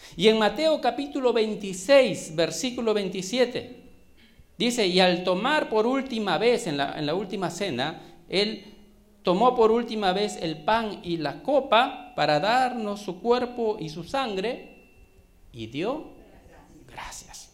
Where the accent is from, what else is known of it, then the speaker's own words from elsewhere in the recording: Trujillo, La Libertad, Peru; now in Lima, Peru; yo soy de Trujillo